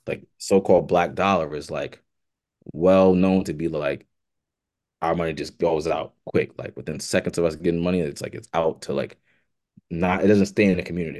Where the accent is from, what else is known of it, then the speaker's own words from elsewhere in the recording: New York City, New York, United States; born and raised in Brooklyn, uh, lived through all my life